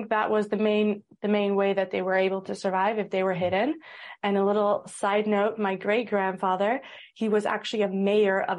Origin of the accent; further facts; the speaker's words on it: Amsterdam, North Holland, Netherlands; born there; also born or lived in United States; Uh, I was born in Amsterdam and I lived in America for a few years, which is why I have the accent.